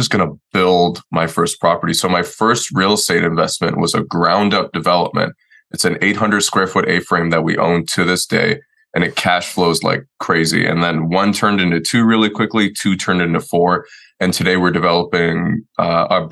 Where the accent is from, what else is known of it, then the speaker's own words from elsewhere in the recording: Detroit, Michigan, United States; moved away as an adult; also born or lived in Washington, D.C.; I grew up in Detroit, Michigan. My parents moved about like 30 minutes north of that when I think it was like 10 or 11